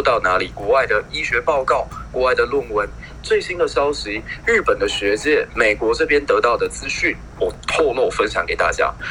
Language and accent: Chinese; Taiwan; 我觉得身为一个台湾人好，好好幸运能够拥有你们这样子的一群战友。